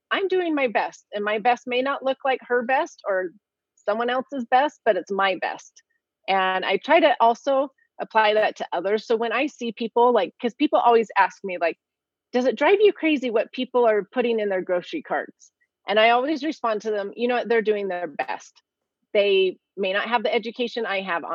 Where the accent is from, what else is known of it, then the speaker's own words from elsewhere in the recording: California, United States; I grew up in California. I'm a California girl.